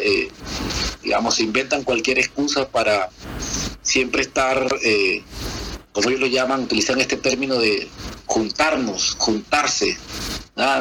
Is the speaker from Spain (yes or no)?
no; Valledupar, Cesar, Colombia; moved away as an adult; now in Chile; Nací en Valledupar, Valledupar, Colombia.